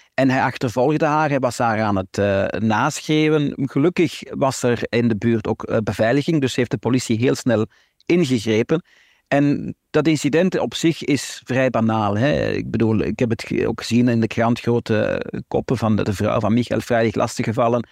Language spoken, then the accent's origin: Dutch; Flanders, Belgium; Wij zijn Vlamingen, wij zijn geen Israëli's, wij zijn hier geboren, hier getogen.